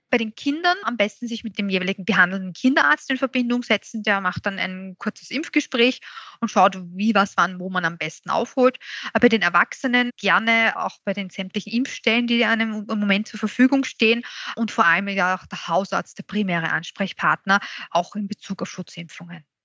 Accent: Austria; bei uns in Österreich

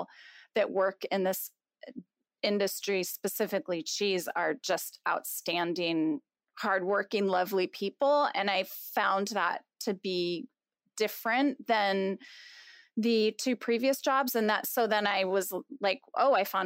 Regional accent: West Marin, California, United States; I grew up on a farm in West Marin, so about an hour north of the Golden Gate Bridge

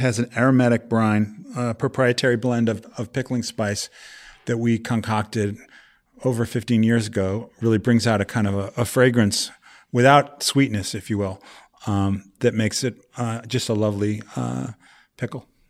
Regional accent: Vermont, United States; moved away; also born or lived in New York; I grew up in New England, Vermont specifically

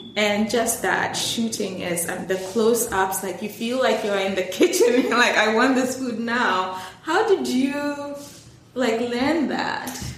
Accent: Ghana; I'm Ghanaian

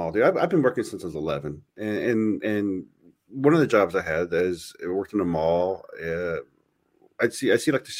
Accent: United States; I'm an American

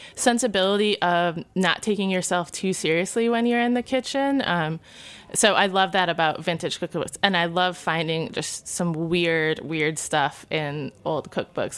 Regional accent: Niles, Michigan, United States; moved away; also born or lived in Kalamazoo, Michigan; I'm from Niles. Uh, went to school in Kalamazoo

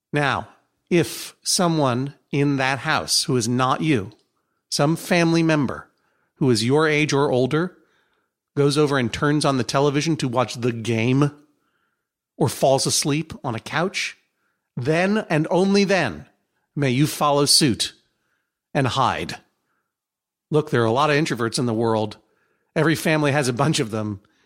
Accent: Brookline, Massachusetts, United States; my hometown of Brookline

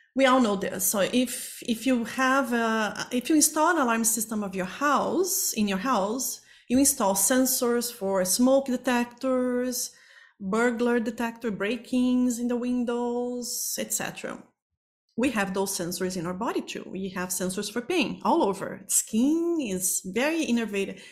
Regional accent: Brazil; moved away as an adult; now in Toronto, Canada; I am originally from Brazil

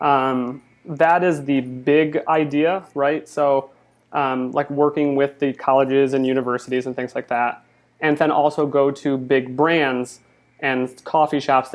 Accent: Michigan, United States; moved away as an adult; now in Los Angeles, United States; I'm originally from Michigan, and I moved here

